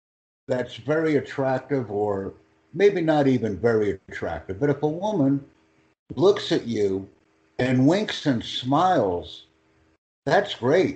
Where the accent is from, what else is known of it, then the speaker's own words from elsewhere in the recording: United States; I am from the United States